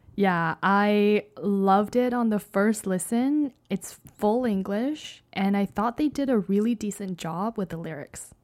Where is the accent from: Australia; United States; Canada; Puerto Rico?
Canada; I am Canadian